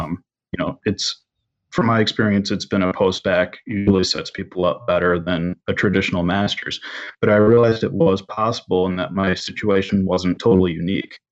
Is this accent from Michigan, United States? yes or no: yes; Michigan, United States; growing up in Michigan